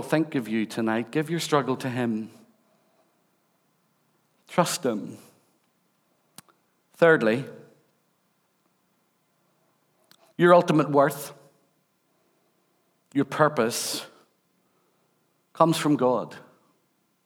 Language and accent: English; Rathcoole, Northern Ireland, United Kingdom; also born or lived in Belfast; I was born and brought up in Rathcoole